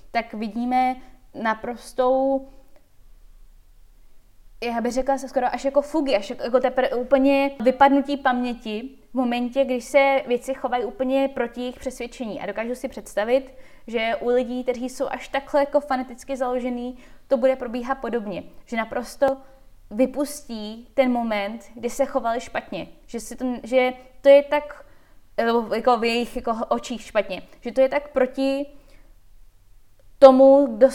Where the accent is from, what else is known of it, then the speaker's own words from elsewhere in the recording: Czechia; also born or lived in United States; jsem na Češka jenom na půl a na půl jsem američanka. Vyrostla jsem mezi Amerikou a Čechama.